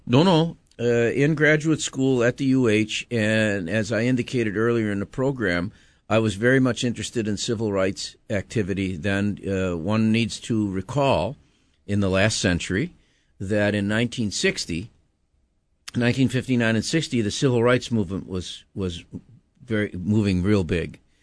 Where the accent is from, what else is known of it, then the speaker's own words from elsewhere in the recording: Buffalo, New York, United States; moved away as an adult; now in Hawaii, United States; I was born in Buffalo, New York, uh, and went to sc-, school in New York State until, uh, my senior year in college